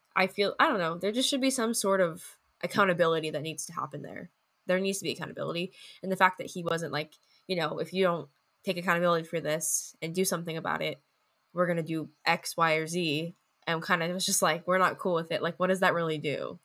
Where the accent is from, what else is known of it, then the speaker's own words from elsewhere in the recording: United States; as an American